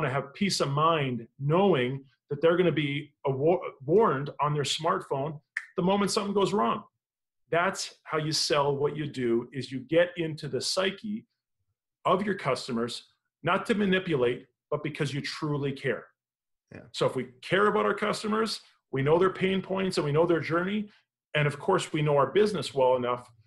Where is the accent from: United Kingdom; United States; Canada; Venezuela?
Canada; I'm Canadian